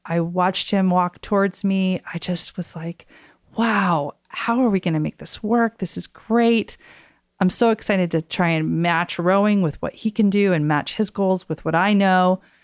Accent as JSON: {"language": "English", "town": "Oak Ridge", "region": "Tennessee", "country": "United States", "tie": "born or raised there", "said": "my hometown in Oak Ridge, Tennessee"}